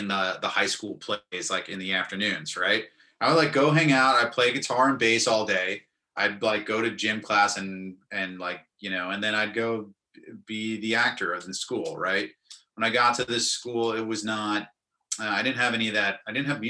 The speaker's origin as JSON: {"language": "English", "town": "Brooklyn", "region": "New York", "country": "United States", "tie": "born or raised there", "also_born_or_lived": "Winston-Salem, North Carolina", "said": "I came home back to my, where I grew up in Brooklyn"}